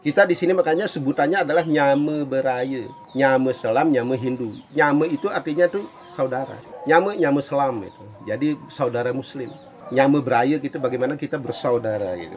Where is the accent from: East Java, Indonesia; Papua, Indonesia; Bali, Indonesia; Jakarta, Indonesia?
Bali, Indonesia; Kami orang Bali